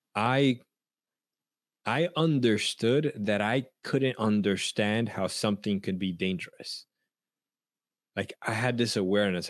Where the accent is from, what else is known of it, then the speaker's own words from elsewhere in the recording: New York City, New York, United States; I grew up in Washington Heights